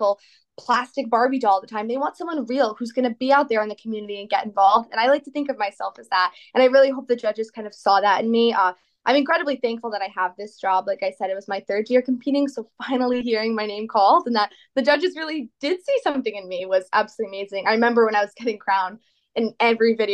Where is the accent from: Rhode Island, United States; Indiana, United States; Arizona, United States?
Rhode Island, United States; East Greenwich; I'm from East Greenwich, Rhode Island